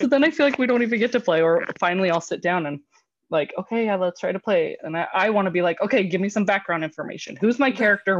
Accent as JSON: {"language": "English", "region": "California", "country": "United States", "tie": "born or raised there", "moved": "yes", "said": "I'm from California, so my childhood was spent in, uh, in a real pool"}